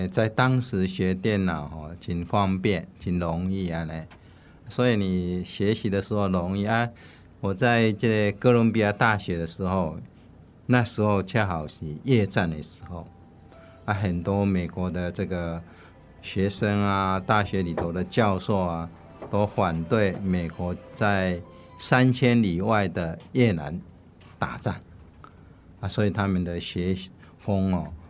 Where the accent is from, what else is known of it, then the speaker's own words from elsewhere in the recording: Taiwan; moved away as an adult; also born or lived in New York, United States; 我们台湾是很封闭，